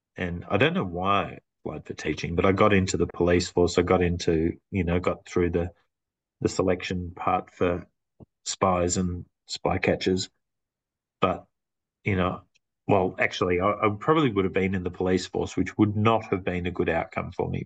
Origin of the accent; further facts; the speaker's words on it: Clayton, Victoria, Australia; now in Macedon Ranges, Australia; I grew, grew, up in a very multicultural area called Clayton